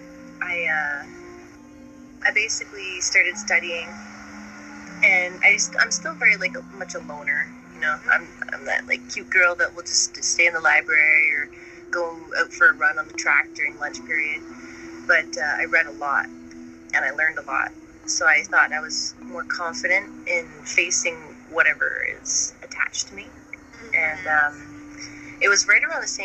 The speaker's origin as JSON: {"language": "English", "town": "Ottawa", "region": "Ontario", "country": "Canada", "said": "I'm from Ottawa"}